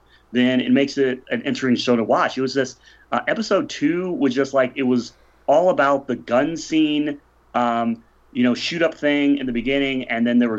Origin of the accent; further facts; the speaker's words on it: St. Louis, Missouri, United States; being the only guest who's actually from St. Louis